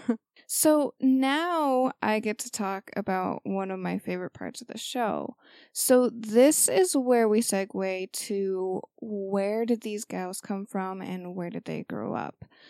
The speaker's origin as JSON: {"language": "English", "country": "United States", "said": "being an American"}